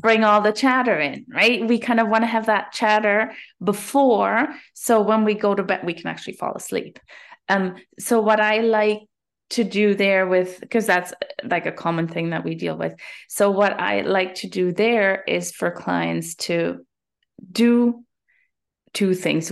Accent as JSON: {"language": "English", "country": "Germany", "moved": "as an adult", "lives_now": "Canada", "said": "I'm originally from Germany."}